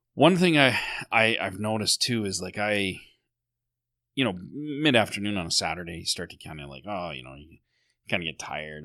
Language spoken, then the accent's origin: English; Sylvan Lake, Alberta, Canada; when I was growing up in Sylvan Lake